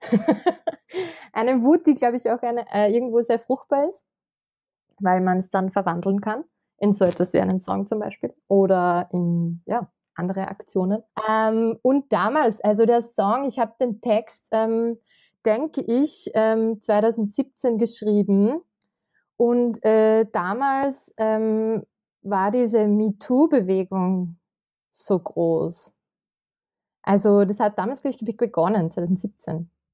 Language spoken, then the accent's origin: German; Kremsmünster, Upper Austria, Austria; moved away as an adult; now in Vienna, Austria; Ich komme aus Oberösterreich, aus dem schönen Münster